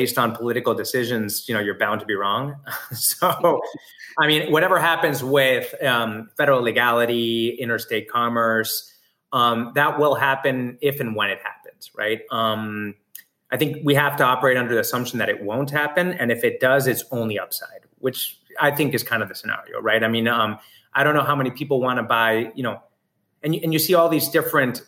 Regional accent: Argentina; also born or lived in New York; now in California, United States; I grew up in Argentina

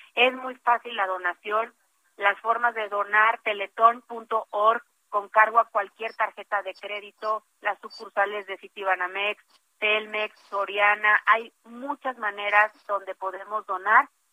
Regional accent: Mexico

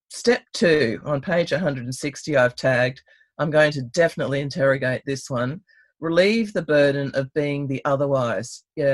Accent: Canberra, Australian Capital Territory, Australia; also born or lived in Snowy Mountains; from Canberra, Ngunnawal country. Right next door to my country, the Snowy Mountains

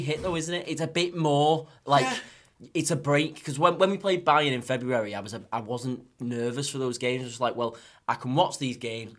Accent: Wigan, North West England, United Kingdom; I'm from Wigan

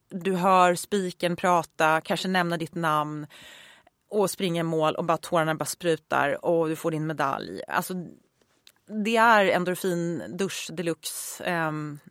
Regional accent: Uppsala, Uppsala County, Sweden; Jag är född och uppvuxen i Uppsala

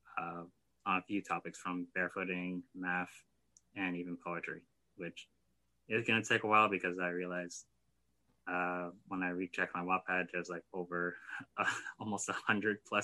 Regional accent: New York City, New York, United States; now in Miami Gardens, United States; I'm originally from Brooklyn, New York, but reside in Miami Gardens, Florida

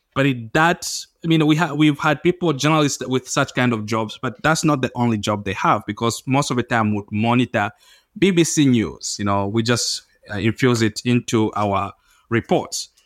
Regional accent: Zambia; I'm from Zambia

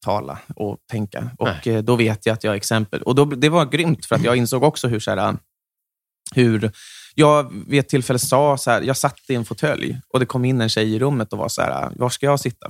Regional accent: Stockholm, Stockholm County, Sweden; jag kom ju från Söder

